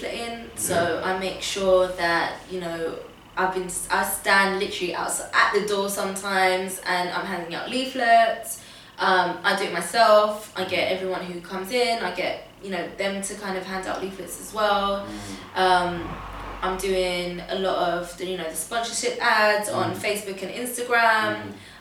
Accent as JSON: {"language": "English", "region": "London", "country": "United Kingdom", "tie": "born or raised there", "also_born_or_lived": "Portugal / Tottenham", "said": "how I grew up in Camden."}